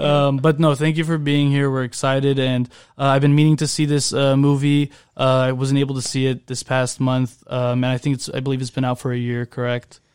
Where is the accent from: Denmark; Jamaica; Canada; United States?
United States; Orange County, California; I'm from Orange County